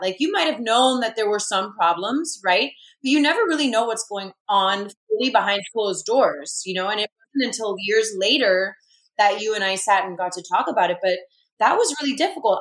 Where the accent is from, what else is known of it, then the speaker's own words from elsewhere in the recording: Miami, Florida, United States; i'm in my hometown which brings a tremendous amount of comfort